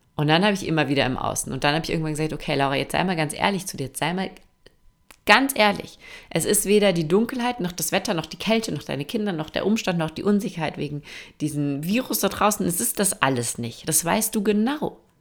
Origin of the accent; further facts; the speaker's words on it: Austria; bei uns in Österreich